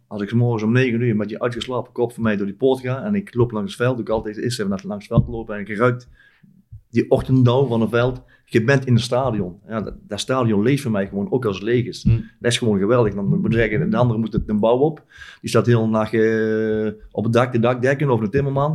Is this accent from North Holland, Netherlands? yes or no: no; North Brabant, Netherlands; wij zijn Brabanders